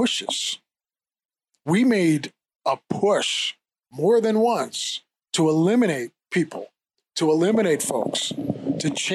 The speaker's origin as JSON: {"language": "English", "region": "Pennsylvania", "country": "United States", "said": "I'm from Pennsylvania. So those of us from Pennsylvania, we knew Biden."}